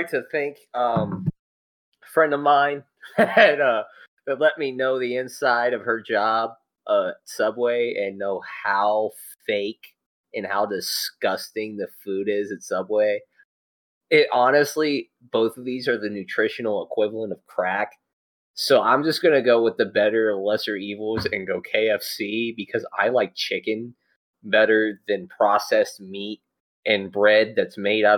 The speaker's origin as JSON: {"language": "English", "region": "Kentucky", "country": "United States", "said": "we're all from the state of Kentucky"}